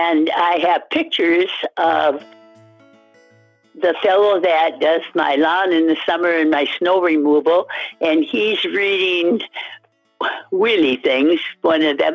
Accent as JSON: {"language": "English", "town": "Hermantown", "region": "Minnesota", "country": "United States", "said": "I'm from Hermantown in the Duluth, Minnesota area"}